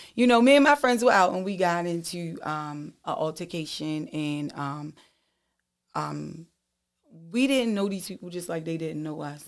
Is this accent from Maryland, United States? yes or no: yes; Baltimore, Maryland, United States; I grew up in East Baltimore.